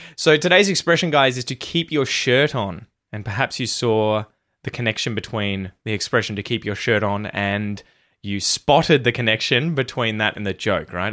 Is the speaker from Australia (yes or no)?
yes; Australia; accent: Aussie; my Aussie accent